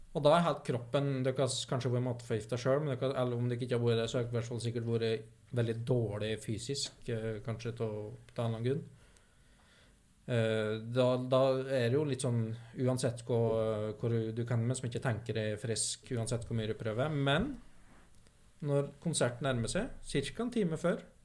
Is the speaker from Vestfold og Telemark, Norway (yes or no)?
no; Vinstra, Innlandet, Norway; moved away; der jeg kommer fra, som er da dalsida opp mot Perintgarden. På Vinstra.